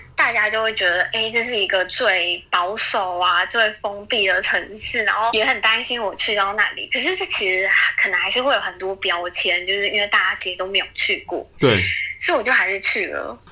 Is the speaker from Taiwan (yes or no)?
yes; Taiwan; 我们台湾人